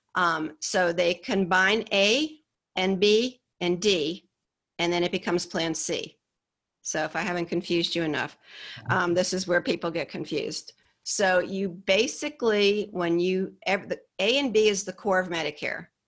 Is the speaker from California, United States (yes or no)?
no; Hyde Park, New York, United States; moved away as an adult; also born or lived in Poughkeepsie, New York / the American South; I grew up in a little town called Hyde Park, um, a little upstate New York, about an hour and a half north of New York City